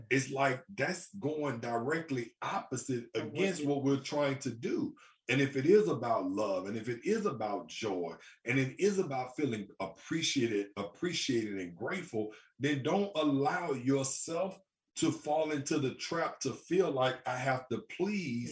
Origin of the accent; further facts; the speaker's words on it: Birmingham, Alabama, United States; I'm from Birmingham, Alabama